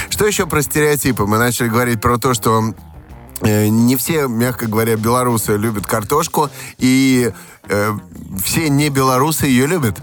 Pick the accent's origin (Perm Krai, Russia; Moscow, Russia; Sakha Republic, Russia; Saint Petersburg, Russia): Saint Petersburg, Russia; also born or lived in Saratov; у меня в детстве прошло в Санкт-Петербурге и в Саратове.